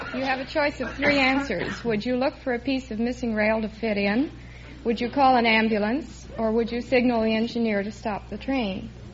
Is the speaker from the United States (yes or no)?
yes; Kansas, United States; moved away; I'm originally from Kansas.